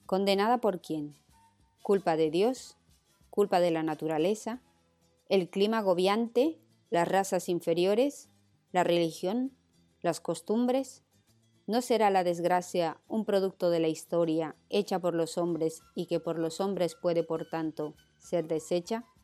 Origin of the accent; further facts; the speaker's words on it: Uruguay; las venas no puede circular en mi país, Uruguay, ni en Chile, y en la Argentina las autoridades lo denunciaron en la televisión y los diarios